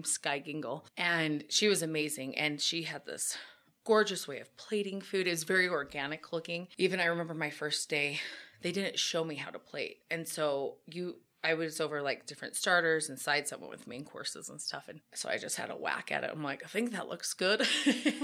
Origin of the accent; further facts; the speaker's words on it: United States; I'm American.